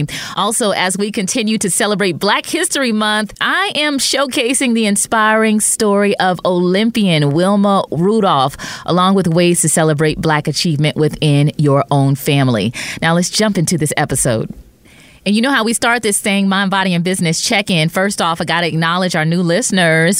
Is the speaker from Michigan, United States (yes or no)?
yes; Detroit, Michigan, United States; Spending time with my cousins growing up in Detroit